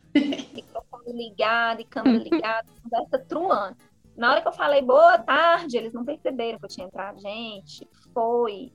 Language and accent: Portuguese; Patos de Minas, Minas Gerais, Brazil; now in Fortaleza, Brazil; Eu sou de Patos de Minas